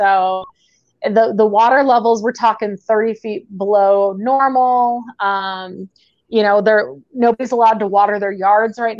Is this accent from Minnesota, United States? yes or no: no; Phoenix, Arizona, United States; moved away as an adult; also born or lived in Texas, United States; now in Salt Lake City, United States